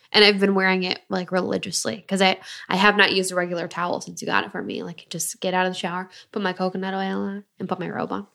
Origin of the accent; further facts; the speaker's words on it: near Detroit, Michigan, United States; I grew up in Michigan. I grew up so close to Detroit